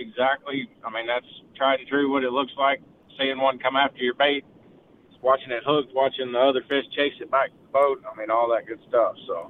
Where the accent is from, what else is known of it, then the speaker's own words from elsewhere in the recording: East Tennessee, United States; growing up in East Tennessee